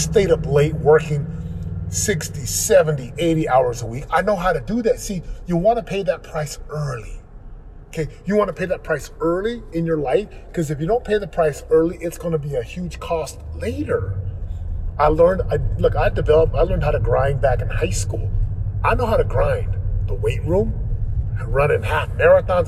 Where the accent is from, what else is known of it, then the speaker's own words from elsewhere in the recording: Orem, Utah, United States; moved away as an adult; now in Southern California, United States; where I grew up in Orem, Utah